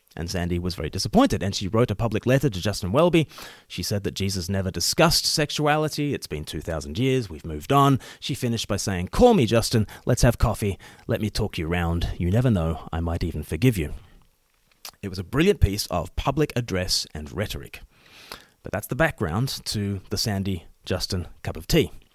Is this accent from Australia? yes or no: yes; Australia; moved away; I myself am an ordained minister in the Church of England, but I'm Australian